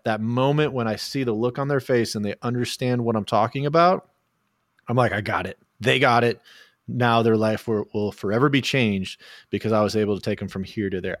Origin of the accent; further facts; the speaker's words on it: Oklahoma, United States; I was born in Oklahoma